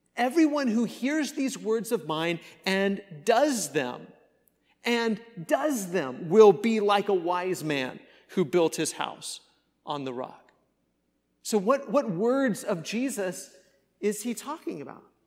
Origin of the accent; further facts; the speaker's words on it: Kansas, United States; moved away; I grew up in Kansas where we experienced a lot of those tor-, storms